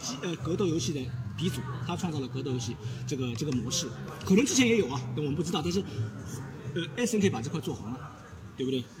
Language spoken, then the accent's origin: Chinese; Shanghai, China; accent: Shanghainese; 然后他我们上海话就是说自不爱劳